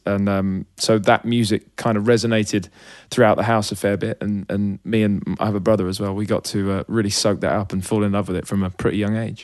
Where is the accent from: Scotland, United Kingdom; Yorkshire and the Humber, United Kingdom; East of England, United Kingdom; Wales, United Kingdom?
East of England, United Kingdom; Hitchin; It was a really sort of safe, chill place to grow up as a kid.